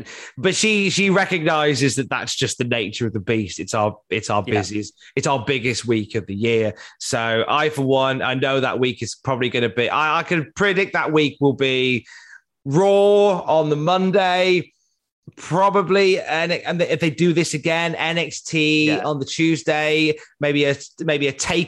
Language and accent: English; Cardiff, Wales, United Kingdom; All right, Gavner, I'm from Cardiff.